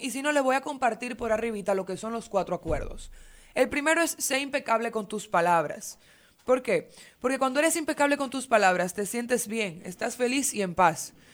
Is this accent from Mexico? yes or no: no; Dominican Republic; nosotros dominicanos que no crecimos con esto